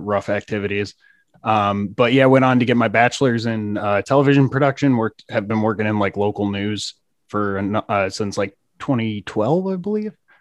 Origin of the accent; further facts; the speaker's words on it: New York, United States; I grew up in New York